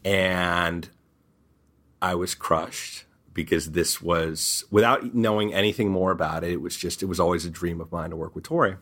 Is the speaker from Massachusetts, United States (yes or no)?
no; Beverly Hills, California, United States; growing up in Beverly Hills. and going to Beverly Hills High School